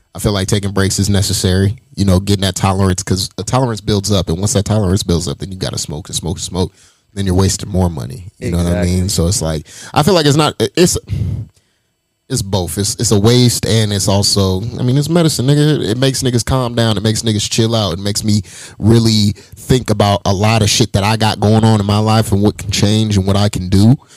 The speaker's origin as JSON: {"language": "English", "town": "Las Vegas", "region": "Nevada", "country": "United States", "tie": "born or raised there", "said": "I'm I'm from Vegas, born and raised"}